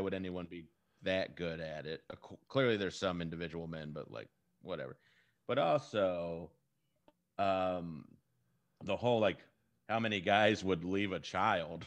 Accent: Texas, United States; I'm from Texas

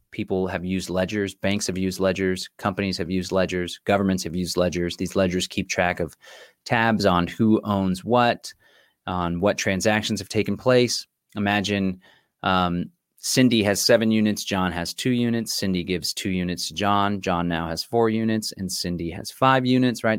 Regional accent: Austin, Texas, United States; here in the city of Austin, my hometown

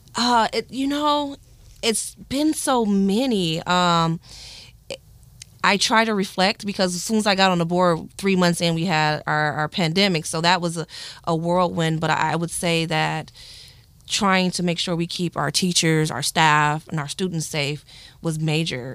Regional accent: Flint, Michigan, United States; born and raised in Flint, Michigan

